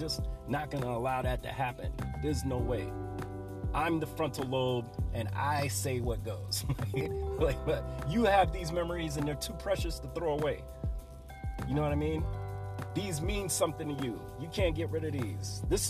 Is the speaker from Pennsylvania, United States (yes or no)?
no; Bronx, New York, United States; I'm from the Bronx and this is what we do in the Bronx. Yeah, it is, because that's the Bronx, and that's my environment, what we did in my environment. That's how I grew up